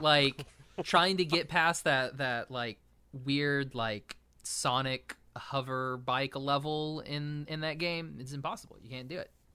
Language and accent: English; Oklahoma, United States; my home state of Oklahoma